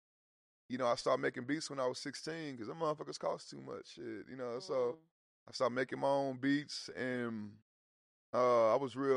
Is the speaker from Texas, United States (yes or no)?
yes; Houston, Texas, United States; I'm from Houston